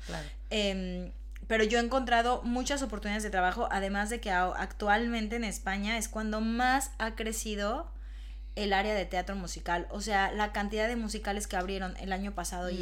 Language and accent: Spanish; Mexico; moved away as an adult; now in Madrid, Spain; no puede ser que ya en el país donde yo nací